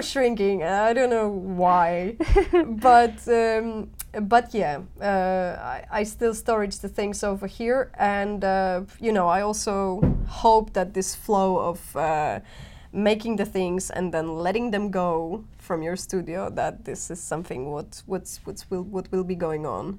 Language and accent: English; Poland; moved away as an adult; now in Helsinki, Finland; I've been growing up in Poland, and the city that I come from